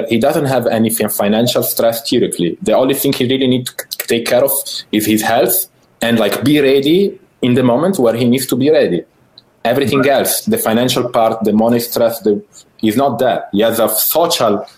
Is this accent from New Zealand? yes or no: no; Italy; born or raised there; English is a second language